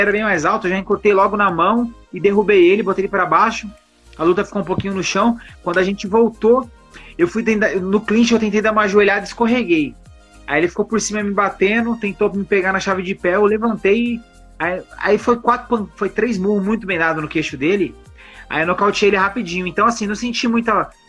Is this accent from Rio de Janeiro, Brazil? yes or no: no; São Paulo, Brazil; eu sou de São Paulo e eu falo isso para qualquer um que for lutar lá